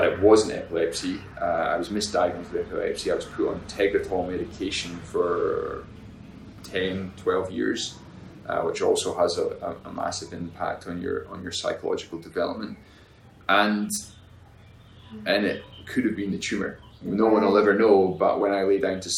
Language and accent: English; Highlands of Scotland, United Kingdom; moved away; I grew up in the Highlands of Scotland, which is a long way away from here